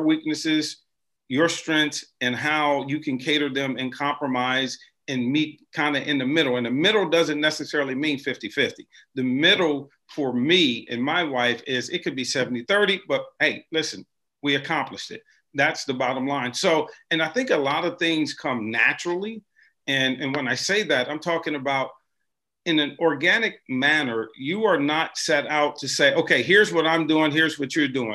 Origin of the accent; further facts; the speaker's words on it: Cleveland, Ohio, United States; now in Cincinnati, United States; I'm from Cleveland.